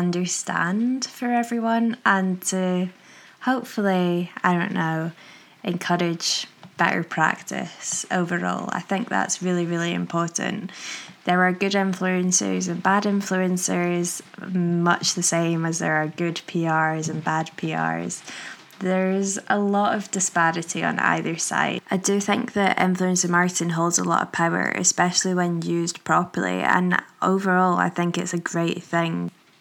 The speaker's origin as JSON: {"language": "English", "town": "Manchester", "region": "North West England", "country": "United Kingdom", "tie": "born there", "accent": "posh Glaswegian", "lives_now": "Glasgow, United Kingdom", "said": "I live just outside of Glasgow, but I have a bit of a weird accent because I was born in Manchester. So I think I just sound a bit like a posh Glaswegian"}